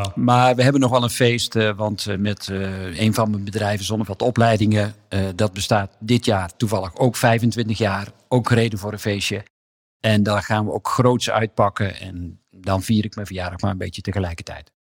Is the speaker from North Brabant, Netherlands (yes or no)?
no; Hedel, Gelderland, Netherlands; Ik ben in Hedel geboren